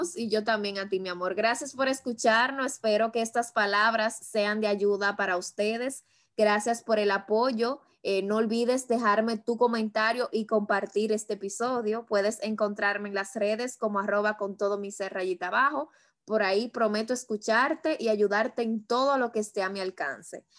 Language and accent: Spanish; Dominican Republic; como dominicanos que somos